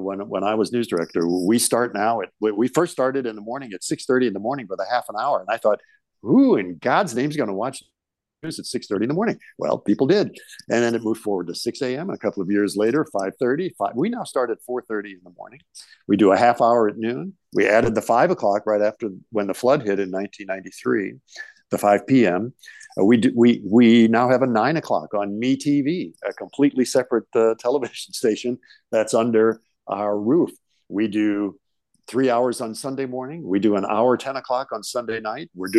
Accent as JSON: {"language": "English", "town": "St. Louis", "region": "Missouri", "country": "United States", "tie": "born or raised there", "moved": "as an adult", "lives_now": "Des Moines, United States", "said": "I grew up in St. Louis"}